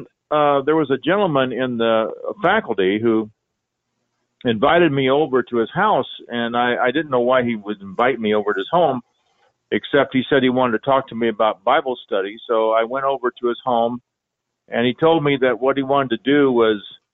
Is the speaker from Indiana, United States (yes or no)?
yes; Indianapolis, Indiana, United States; moved away as an adult; also born or lived in Oklahoma; I was raised in Indianapolis, Indiana